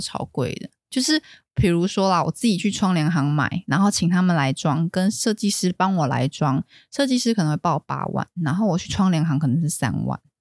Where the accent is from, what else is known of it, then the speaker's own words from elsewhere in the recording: Taiwan; 我们台湾人都有去过那种有一些婶婶阿姨家